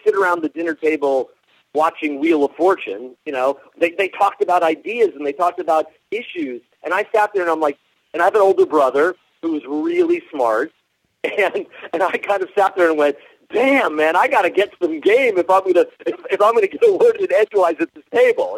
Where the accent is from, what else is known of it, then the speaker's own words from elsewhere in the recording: Miami, Florida, United States; also born or lived in New York; now in Los Angeles, United States; I grew up in Miami, but my parents are New York Jews